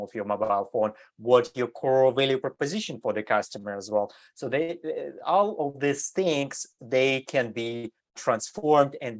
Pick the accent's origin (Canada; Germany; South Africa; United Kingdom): Germany; moved away as an adult; also born or lived in Eastern Europe / Switzerland; now in United States; I grew up in Europe. So I was grew up in Germany